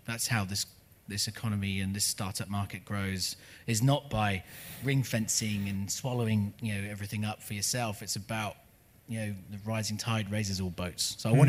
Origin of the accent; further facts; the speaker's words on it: United Kingdom; moved away as an adult; also born or lived in Los Angeles, United States; now in New Zealand; I'm not an American. I'm a British person. I lived in Los Angeles for 10 years. I can't even vote in the US.